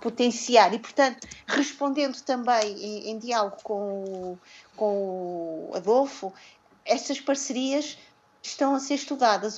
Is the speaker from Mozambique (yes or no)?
yes; Mozambique; nós, como moçambicanos